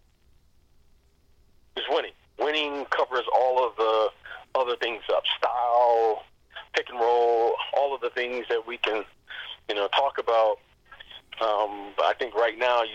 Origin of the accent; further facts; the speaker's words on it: Detroit, Michigan, United States; myself being from Detroit, you know, I'm from the Motor City